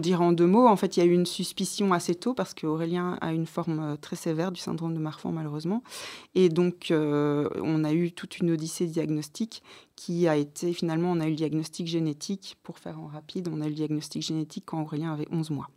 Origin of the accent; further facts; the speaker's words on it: Tournai, Wallonia, Belgium; moved away as an adult; also born or lived in Louvain-la-Neuve / Brussels; j'ai grandi à Tournai